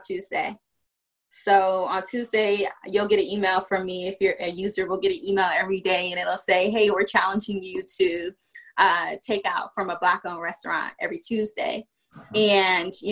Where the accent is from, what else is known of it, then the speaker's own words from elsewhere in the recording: Virginia, United States; also born or lived in New York / Washington, D.C. / Prince George's County, Maryland; I was born in New York, but I grew up in Virginia